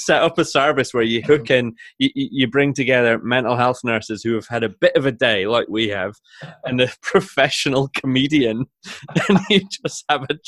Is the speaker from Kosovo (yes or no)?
no; Shetland, Scotland, United Kingdom; I grew up in Shetland